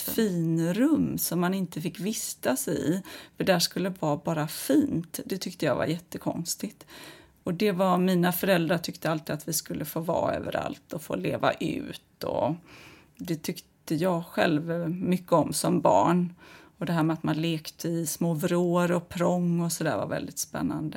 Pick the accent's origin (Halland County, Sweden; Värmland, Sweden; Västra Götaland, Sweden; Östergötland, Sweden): Halland County, Sweden; Kungsbacka; Nu växte jag upp i Kungsbacka